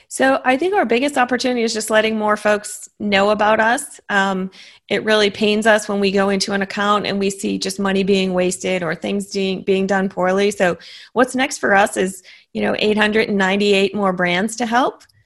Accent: Massachusetts, United States; now in Austin, United States; I grew up in in Massachusetts

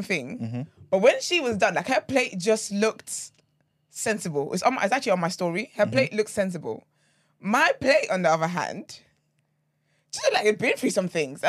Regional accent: Nigeria; I'm a Nigerian baby through and through.

